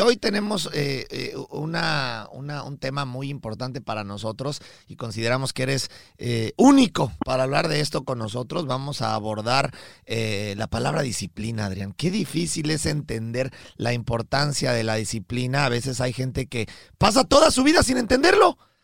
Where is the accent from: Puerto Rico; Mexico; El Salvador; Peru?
Mexico; Rodrigo de Obando y, yo somos mexicanos